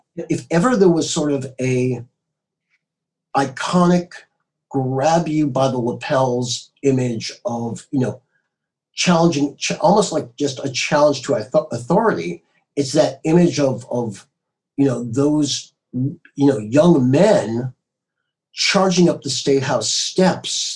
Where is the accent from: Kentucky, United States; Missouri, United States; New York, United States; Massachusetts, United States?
Massachusetts, United States; Marblehead; now in Southern California, United States; growing up in the Boston area